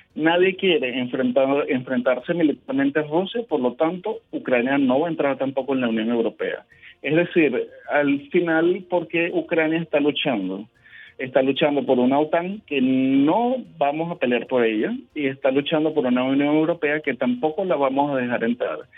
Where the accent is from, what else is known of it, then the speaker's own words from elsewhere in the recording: Venezuela; nosotros somos venezolanos